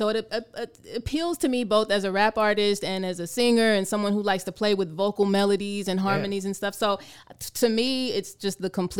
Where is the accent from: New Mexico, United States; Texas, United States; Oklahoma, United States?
Texas, United States; San Antonio; born there; So I have to correct you because I was not born here. I was born actually on Lackland Air Force Base in San Antonio.